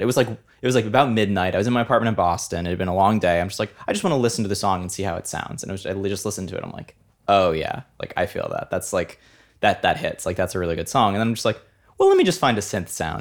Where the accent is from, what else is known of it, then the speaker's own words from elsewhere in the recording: Italy; moved away; growing up in Italy